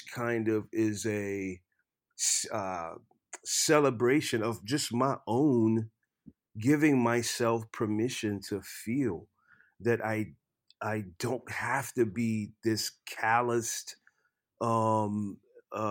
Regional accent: Lafayette, Louisiana, United States; moved away as an adult; also born or lived in Nashville; I grew up in Lafayette, Louisiana, in a very festive culture.

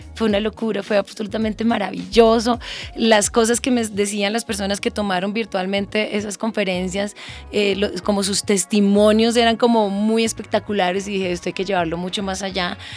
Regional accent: Colombia; also born or lived in Santander / Los Llanos; yo soy una mujer llanera, santanderiana, colombiana, súper latina

